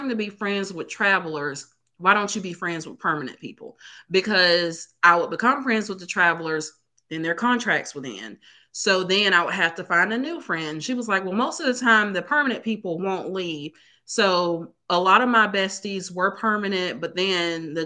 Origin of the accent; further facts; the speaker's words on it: Alabama, United States; we're both from Alabama